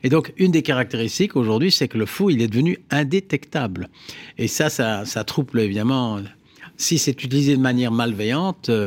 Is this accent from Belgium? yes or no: yes; Flanders, Belgium; Moi, je suis flamand et un Flamand francophone, donc j'incarne toutes hmm. les je dirais, euh, toute la Belgique